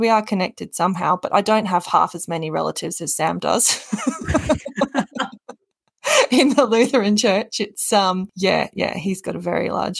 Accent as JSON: {"language": "English", "region": "South Australia", "country": "Australia", "also_born_or_lived": "Gawler / Adelaide / Alice Springs", "said": "So I'm originally from South Australia. My dad was a police officer, so we moved around the state quite a bit, but they ended up in Gawler, just north of Adelaide."}